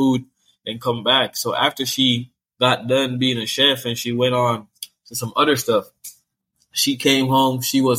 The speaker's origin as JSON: {"language": "English", "country": "Jamaica", "tie": "born or raised there", "also_born_or_lived": "Kingston", "moved": "yes", "lives_now": "United States", "said": "growing up in Jamaica"}